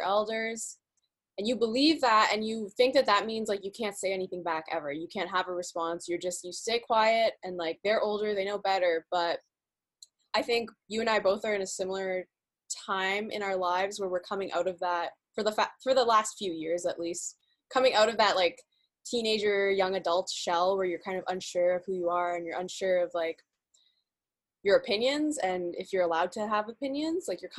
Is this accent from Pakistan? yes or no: yes; Pakistan; But, like, I'm Pakistani and Muslim.